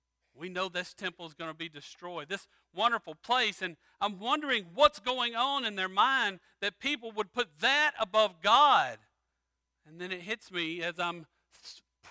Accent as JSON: {"language": "English", "region": "Louisiana", "country": "United States", "said": "I'm from Louisiana"}